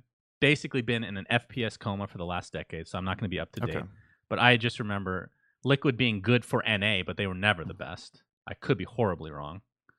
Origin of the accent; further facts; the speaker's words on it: United States; And I, you know, I'm American. Well, half, I guess. But I lived overseas, so I can see a different perspective.